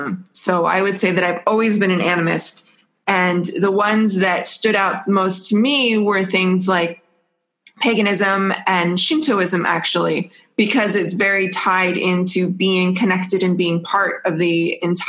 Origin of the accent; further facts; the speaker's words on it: Pacific Northwest, United States; moved away; also born or lived in Hawaii; I grew up in the Pacific Northwest